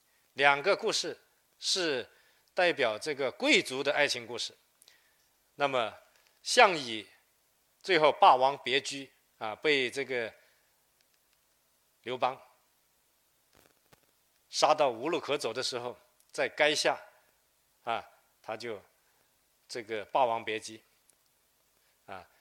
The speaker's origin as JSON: {"language": "Chinese", "region": "Lingnan", "country": "China", "said": "呃，喜民实边啊，呃，同时他还派了几批啊，几十万人南迁岭南，成为第一批到岭南的客家人啊，这也是我们岭南人的祖先。"}